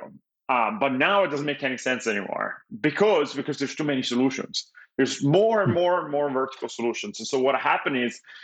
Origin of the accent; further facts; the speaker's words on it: Italy; English is a second language; moved away as an adult; now in Los Angeles, United States; I was born and raised in Italy. I moved to the US when I was 21